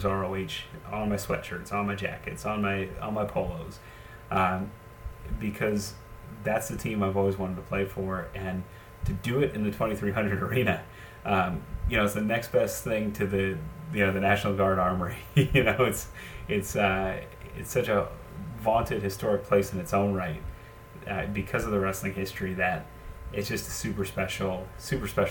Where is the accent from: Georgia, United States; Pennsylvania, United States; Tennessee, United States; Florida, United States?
Pennsylvania, United States; Allentown; growing up, I'm from Allentown